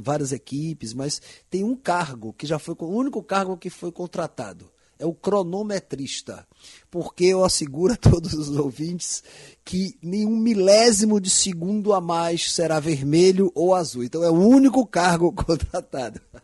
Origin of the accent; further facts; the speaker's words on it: Bahia, Brazil; parece minha Bahia